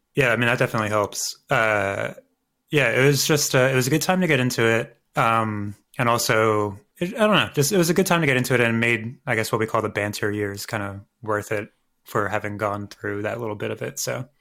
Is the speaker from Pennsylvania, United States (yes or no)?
yes; Philadelphia, Pennsylvania, United States; the art museum that we have here in Philadelphia. I'm a Philadelphian.